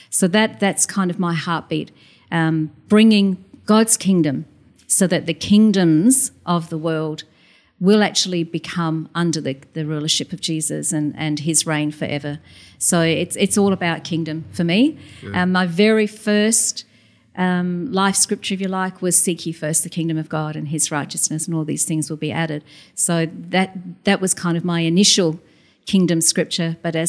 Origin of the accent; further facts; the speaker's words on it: Queensland, Australia; also born or lived in Adelaide, Australia; I know I'm south of the border, but I'm definitely a Queenslander.